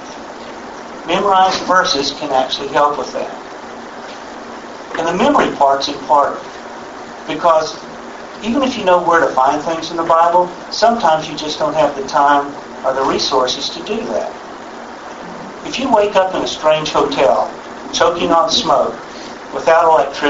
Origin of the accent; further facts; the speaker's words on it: Texas, United States; I grew up in Texas, and I've been around guns all my life